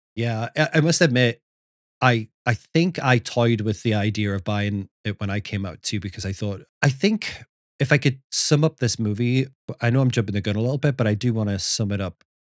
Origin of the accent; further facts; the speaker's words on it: the north of England, United Kingdom; moved away; growing up in Northern England